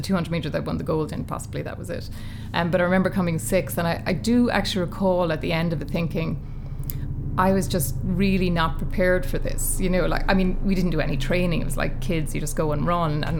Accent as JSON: {"language": "English", "country": "Ireland", "tie": "born or raised there", "said": "as a kid growing up in Ireland"}